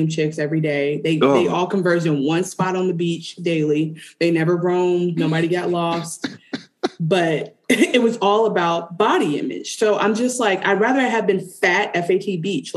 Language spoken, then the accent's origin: English; Detroit, Michigan, United States; I am from Detroit